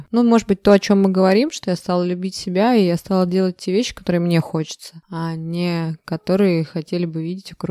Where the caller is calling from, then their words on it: Saint Petersburg, Russia; А я из э, хмурого, сегодня немножечко пасмурного Санкт-Петербурга.